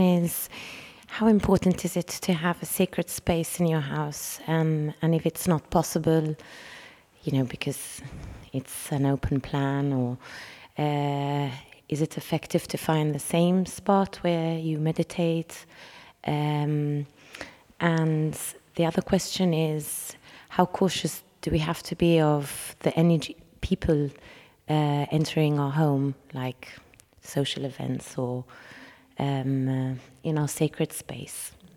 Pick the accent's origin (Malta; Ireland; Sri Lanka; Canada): Malta; I'm from Malta